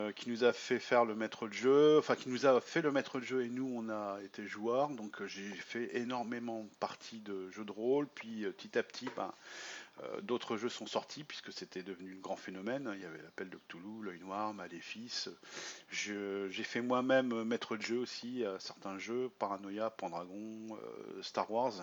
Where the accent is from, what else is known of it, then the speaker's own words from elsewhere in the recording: Ch'ti, Hauts-de-France, France; moved away as an adult; now in Marne, France; je suis ch'ti d'origine